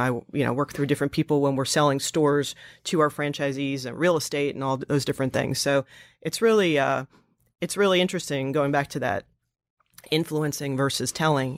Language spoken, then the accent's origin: English; New Jersey, United States; moved away; also born or lived in Pennsylvania / Russia / upstate New York; I'm from New Jersey, so I moved back in with my parents